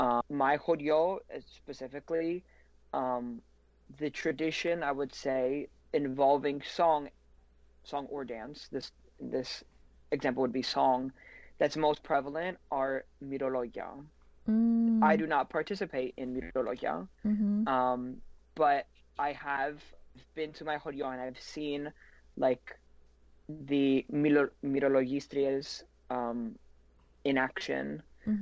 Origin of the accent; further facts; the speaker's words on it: Mani, Peloponnese, Greece; And I come from Mani, like the portion of Mani that's in Lakonia.